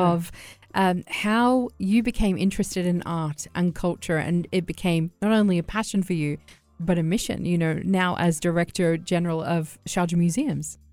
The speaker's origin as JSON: {"language": "English", "country": "Australia", "moved": "yes", "lives_now": "United Arab Emirates", "said": "as an Aussie"}